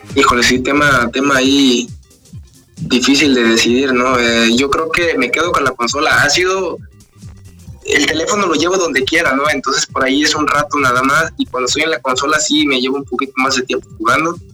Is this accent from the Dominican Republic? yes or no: no; Oaxaca, Mexico; algo típico de donde soy yo, las Tlayudas de Oaxaca